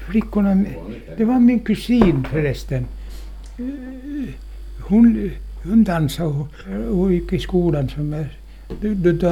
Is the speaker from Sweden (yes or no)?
no; Åland, Finland; men inga jag är ålänning.